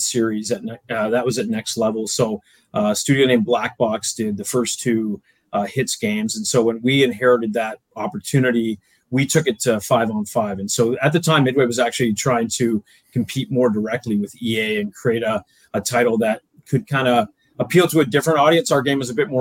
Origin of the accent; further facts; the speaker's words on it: Oakville, Ontario, Canada; moved away; I grew up in Southern Ontario, in Oakville, Ontario